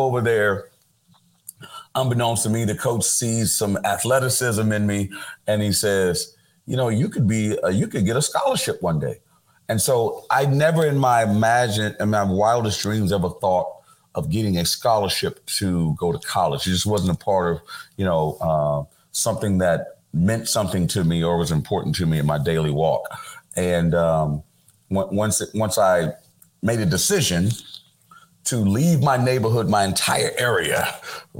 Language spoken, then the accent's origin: English; Houston, Texas, United States; moved away as an adult; also born or lived in Philadelphia; When I grew up as a kid, a young black kid in Houston, Texas